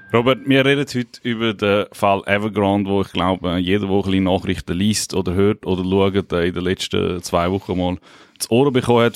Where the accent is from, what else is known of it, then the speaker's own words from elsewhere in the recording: Liechtenstein; Ich komme aus dem Fürstentum Liechtenstein